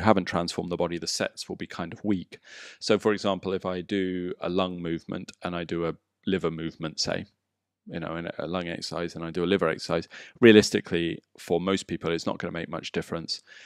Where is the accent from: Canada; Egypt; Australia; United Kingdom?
United Kingdom; England; moved away as an adult; now in Bali, Indonesia; Growing up in England